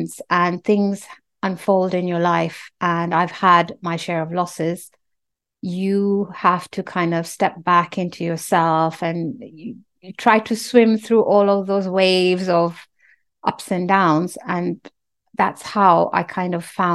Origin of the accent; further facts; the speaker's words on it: Nairobi, Kenya; moved away; I'm from Kenya and we used to live in Nairobi and our house was very near one of the big hospitals